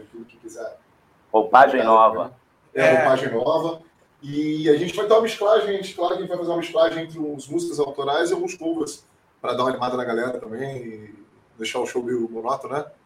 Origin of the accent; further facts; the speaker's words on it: Duque de Caxias, Rio de Janeiro, Brazil; Eu sou de Jardim Primavera